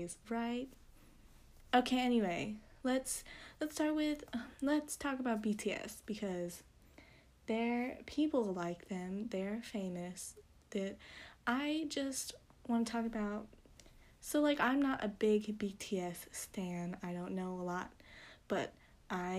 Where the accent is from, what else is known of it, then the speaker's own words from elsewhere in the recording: United States; as USA English speakers